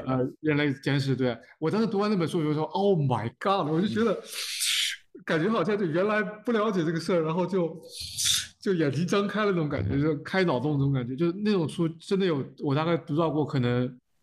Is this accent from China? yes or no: yes; China; 虽然我们在中国长大